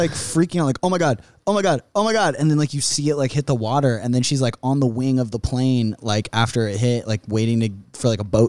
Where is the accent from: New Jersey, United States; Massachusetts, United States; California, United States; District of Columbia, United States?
California, United States; Riverside; now in Los Angeles, United States; I grew up in Riverside.